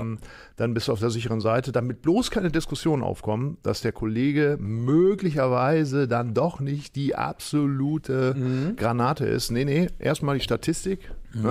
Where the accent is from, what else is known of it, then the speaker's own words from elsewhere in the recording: Northern Germany, Germany; ich als Norddeutscher